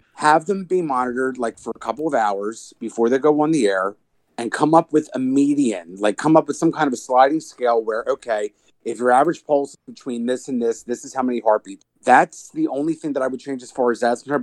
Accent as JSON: {"language": "English", "region": "New Jersey", "country": "United States"}